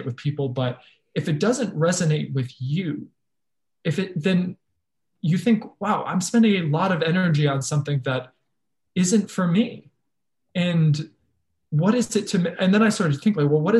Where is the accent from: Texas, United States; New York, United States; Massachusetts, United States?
Massachusetts, United States; Fall River; moved away; going back to my hometown